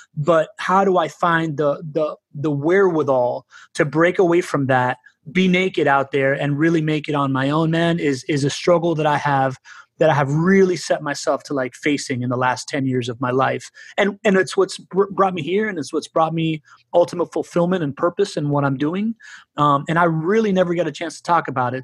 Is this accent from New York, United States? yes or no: no; Miami, Florida, United States; also born or lived in Spain / Venezuela; by the time that I was like nine years old and we moved back to Miami from Spain